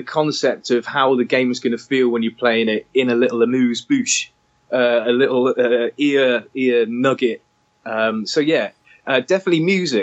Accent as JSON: {"language": "English", "town": "Weston-super-Mare", "region": "South West England", "country": "United Kingdom", "tie": "born or raised there", "said": "I grew up in Western Supermare"}